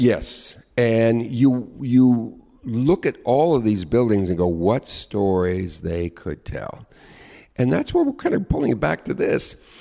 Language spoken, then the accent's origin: English; Long Beach, California, United States; now in New York, United States; I grew up in Southern California in a, uh, suburban community.